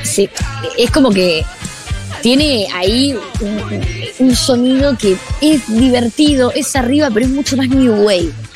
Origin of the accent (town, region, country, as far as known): Argentina